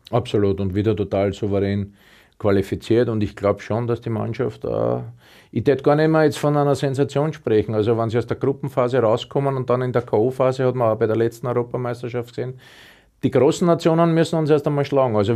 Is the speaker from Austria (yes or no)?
yes; Austria; Und ich glaube auch bei uns in Österreich, wir haben schon zwei, drei Mittelstürmer, die richtig gut sind.